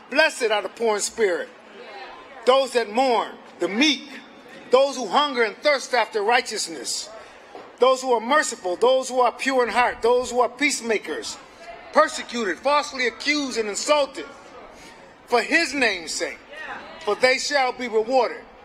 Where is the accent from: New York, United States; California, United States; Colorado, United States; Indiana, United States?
New York, United States; Buffalo; We're from Buffalo, New York